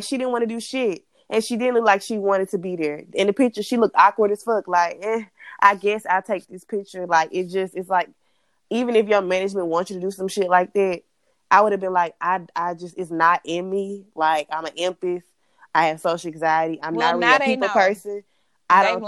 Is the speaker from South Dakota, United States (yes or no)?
no; Mississippi, United States; I was all the way from Mississippi